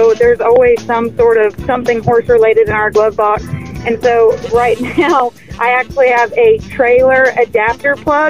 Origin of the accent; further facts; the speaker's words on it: Southern California, United States; now in Lubbock, United States; I was born and raised in Southern California